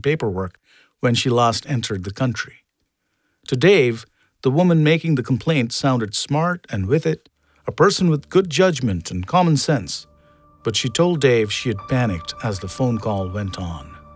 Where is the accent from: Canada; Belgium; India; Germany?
India; moved away; I was born and raised in India